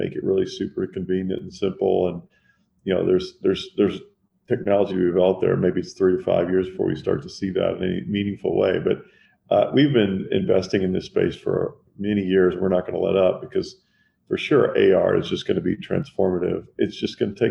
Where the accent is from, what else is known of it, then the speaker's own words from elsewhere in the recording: Owensboro, Kentucky, United States; moved away; also born or lived in New Jersey; I was born in New Jersey. I grew up in Kentucky